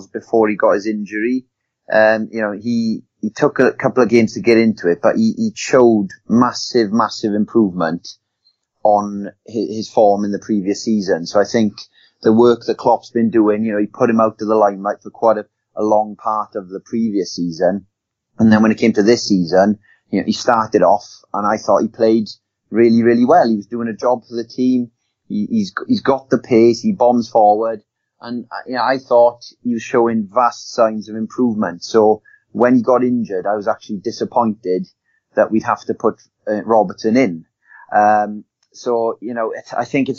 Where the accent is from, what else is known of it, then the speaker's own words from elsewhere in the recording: Welsh, Wales, United Kingdom; Being Welsh